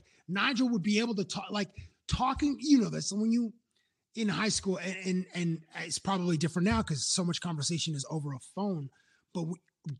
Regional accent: Toronto, Ontario, Canada; also born or lived in Cambridge, Ontario; I'm originally from Toronto and I still had friendships. We moved from Toronto to Cambridge when I was 12

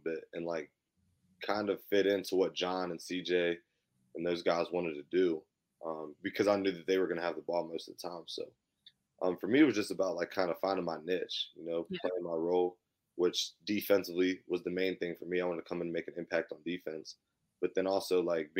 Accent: Clarksburg, West Virginia, United States; also born or lived in New Zealand; I'm from Clarksburg, West Virginia. I went to Notre Dame High

